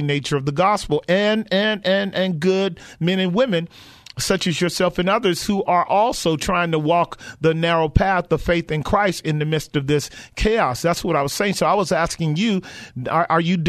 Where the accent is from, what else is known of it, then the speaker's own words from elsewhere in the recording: Bay Area, California, United States; did you grow up in the Bay Area here like I did